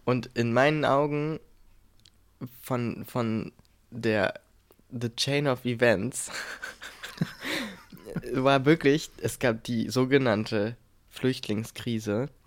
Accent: a village in the middle of Brandenburg, Germany; moved away; da, wo ich aufgewachsen bin, die meiste Zeit meines Lebens. Das heißt dann also so ein Dorf mitten in Brandenburg

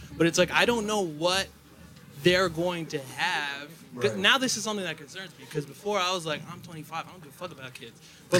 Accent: Paterson, New Jersey, United States; I'm from Paterson, New Jersey.

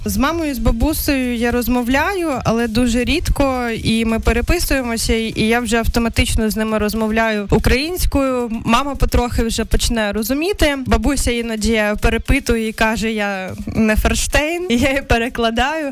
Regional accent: Krasnodar Krai, Russia; now in Ukraine; я з Кубані

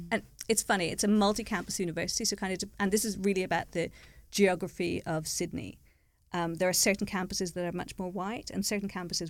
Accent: Ireland; moved away; also born or lived in Italy; I grew up in Ireland, right? So it's kind of bizarre being an Irish Jew

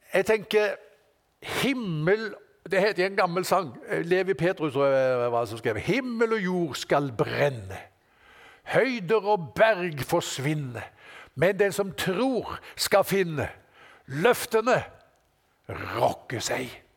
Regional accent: Norway; Her på berget, hjemme i Norge her

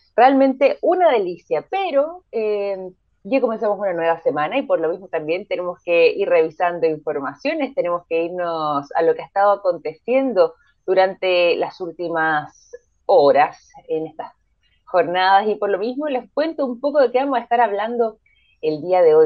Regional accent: Chile; acá nosotros somos, somos chilenos

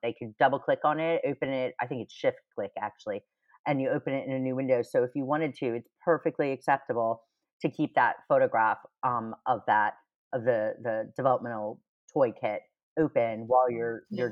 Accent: United States; moved away as an adult; now in United Kingdom; I'm American

